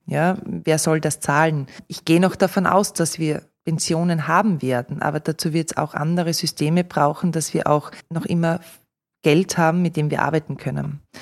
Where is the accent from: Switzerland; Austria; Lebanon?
Austria; bei uns in Österreich